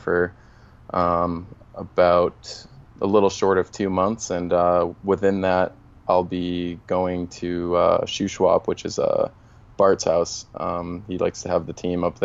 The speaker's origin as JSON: {"language": "English", "town": "Boston", "region": "Massachusetts", "country": "United States", "tie": "born or raised there", "moved": "yes", "said": "I was actually born in the city in Boston, and then my parents moved into the suburbs when I was about 5 years old"}